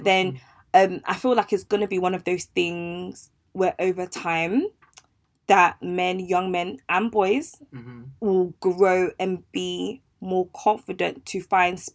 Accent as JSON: {"language": "English", "country": "Ghana", "said": "I'm Ghanaian"}